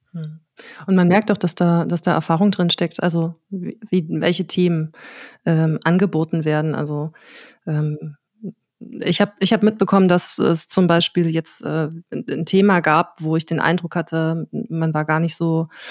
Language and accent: German; Dresden, Saxony, Germany; ich bin Dresdner Pflanze, also einfach Dresdnerin. Ich habe in Dresden TU, an der TU Dresden Soziologie studiert, bin hier auch vorher geboren